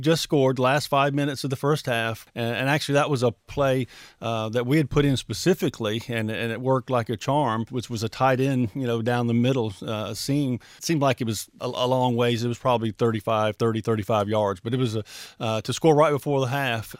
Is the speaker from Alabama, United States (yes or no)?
yes; Mobile, Alabama, United States; also born or lived in Birmingham, Alabama; now in Trussville, United States; Mobile, my hometown